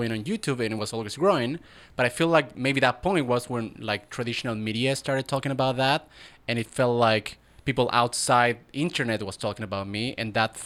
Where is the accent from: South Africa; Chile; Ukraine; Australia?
Chile; born or raised there; now in Los Angeles, United States